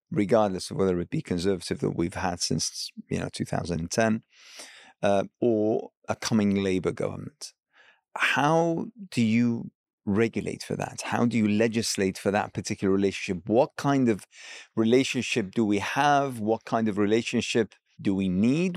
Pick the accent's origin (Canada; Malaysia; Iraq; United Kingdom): Iraq; I hail from Iraq